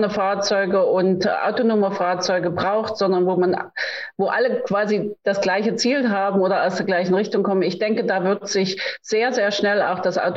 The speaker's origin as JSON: {"language": "German", "region": "East Germany", "country": "Germany", "tie": "born there", "said": "ich meine, Sie wissen, ich bin in der DDR geboren."}